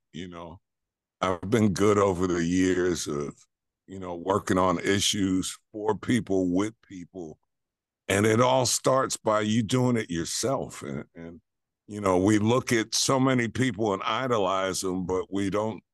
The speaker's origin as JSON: {"language": "English", "town": "New York City", "region": "New York", "country": "United States", "tie": "born or raised there", "moved": "yes", "said": "I grew up in Queens"}